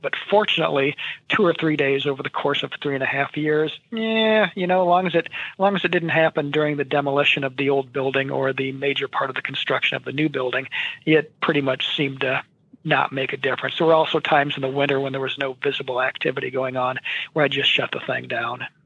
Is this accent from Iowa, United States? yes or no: yes; Williamsburg, Iowa, United States; Williamsburg, Iowa, just uh, a little west of Iowa City, uh, which is my hometown